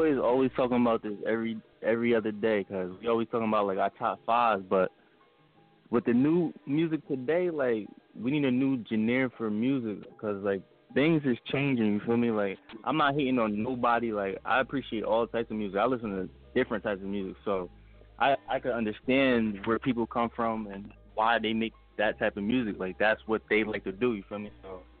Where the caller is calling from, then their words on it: Colonia, New Jersey, United States; I'm calling from Colonia, New Jersey.